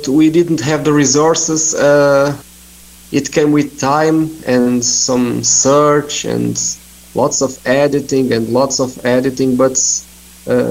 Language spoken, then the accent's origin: English; Portugal; I'm from here. I'm from Portugal